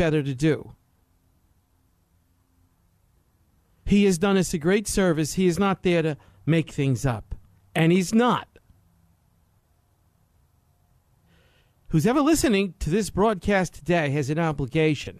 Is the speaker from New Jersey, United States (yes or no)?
no; New York City, New York, United States; I'm from New York City